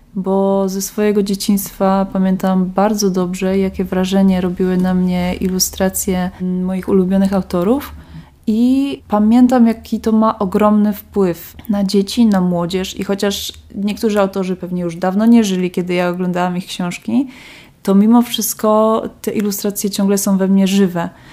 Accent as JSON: {"language": "Polish", "town": "Kraków", "region": "Lesser Poland", "country": "Poland", "moved": "as an adult", "lives_now": "Wrocław, Poland", "said": "Ja nie jestem wrocławianką oryginalnie, pochodzę z Krakowa"}